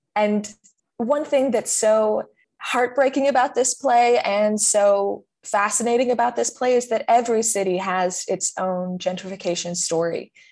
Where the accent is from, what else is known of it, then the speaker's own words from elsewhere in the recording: California, United States; I'm from California